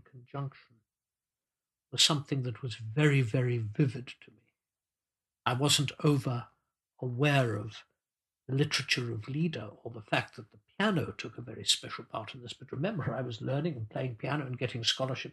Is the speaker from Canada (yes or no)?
no; Zimbabwe; moved away; I grew up in Rhodesia in Africa, where there was very little vocal tradition